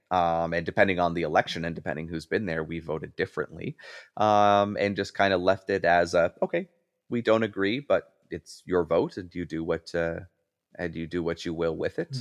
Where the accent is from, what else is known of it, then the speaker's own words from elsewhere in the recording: Canada; moved away as an adult; now in Buffalo, United States; as a Canadian citizen, even though I live in the United States